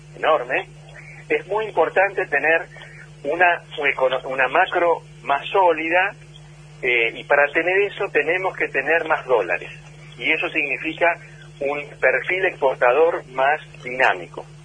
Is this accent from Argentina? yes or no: yes; Argentina; los argentinos